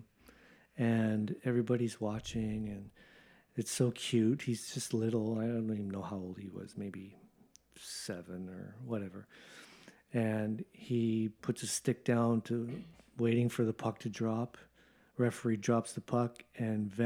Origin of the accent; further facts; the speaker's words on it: Canada; moved away as an adult; also born or lived in Japan; I was brought up in Canada playing hockey